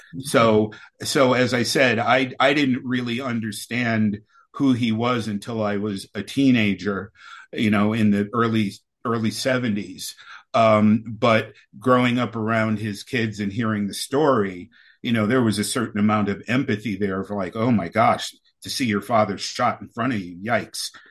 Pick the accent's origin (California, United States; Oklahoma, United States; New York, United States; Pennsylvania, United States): New York, United States; New York City; I was born in New York City, right there on Manhattan Island, in the in 1961